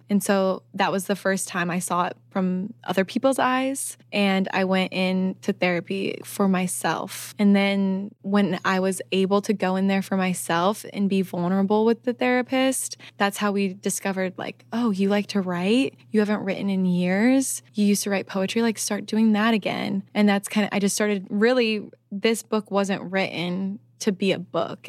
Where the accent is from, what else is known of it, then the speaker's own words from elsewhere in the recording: Midwest, United States; I'm from the Midwest